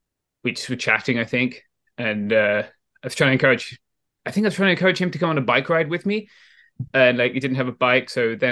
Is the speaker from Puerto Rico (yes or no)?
no; England, United Kingdom; Like I'm a guy from England. Like it was different where I grew up.